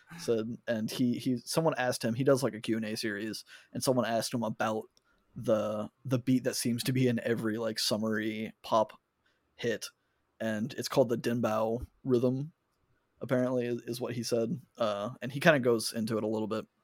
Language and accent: English; United States; me being an American